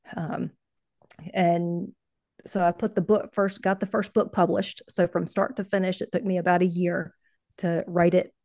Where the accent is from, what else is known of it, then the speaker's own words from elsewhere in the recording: North Carolina, United States; also born or lived in Ohio; I'm from North Carolina